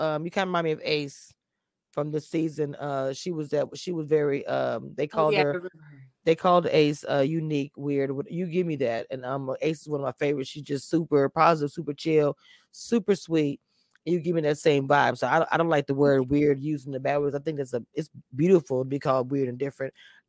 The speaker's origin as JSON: {"language": "English", "region": "the South", "country": "United States", "said": "I am from the South"}